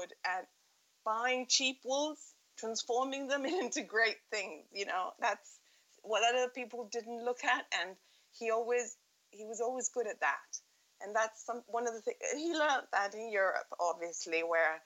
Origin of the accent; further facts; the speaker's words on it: Montevideo, Uruguay; also born or lived in Sussex, United Kingdom; I grew up in Montevideo, and I went to the British school